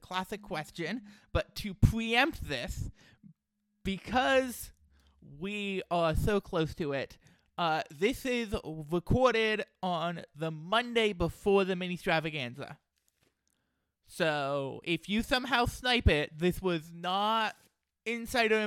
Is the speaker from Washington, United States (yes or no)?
yes; Redmond, Washington, United States; also born or lived in Olympia, Washington; I grew up in the greater Seattle area in Redmond